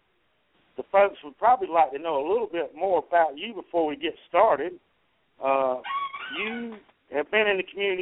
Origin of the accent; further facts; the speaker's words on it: South Carolina, United States; I am from South Carolina